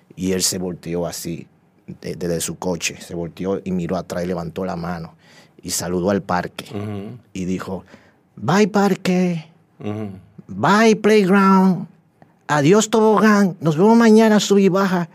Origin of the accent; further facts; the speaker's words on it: Dominican Republic; casi toda mi vida la he vivido aquí y me siento dominicano